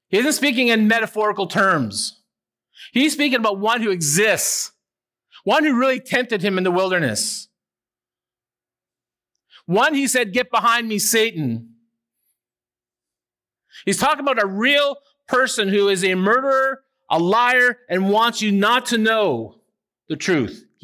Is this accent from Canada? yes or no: yes; Owen Sound, Ontario, Canada; Down a couple of houses from where I grew up in Owen Sound was a little guy maybe three years old named Stevie Wilson.